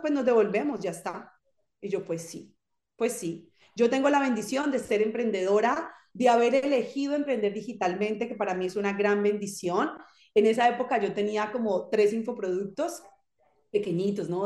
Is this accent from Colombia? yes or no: yes; Zarzal, Valle del Cauca, Colombia; moved away as an adult; now in France; Yo soy colombiana y de hecho nací en una, en una población que se llama Zarzal Valle. Es un pueblo muy pequeñito en el norte del valle, en Colombia